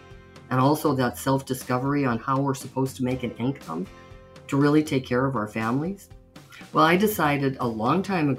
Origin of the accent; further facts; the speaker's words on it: Butte, Montana, United States; I grew up in Butte, Montana, mining town. People used to say it was so rough and tough. Well, it wasn't for me because I grew up Catholic.